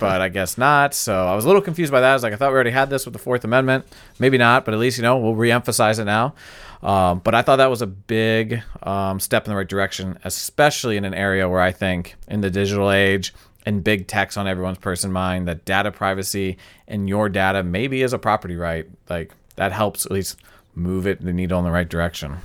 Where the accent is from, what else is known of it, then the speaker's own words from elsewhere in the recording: United States; we, as American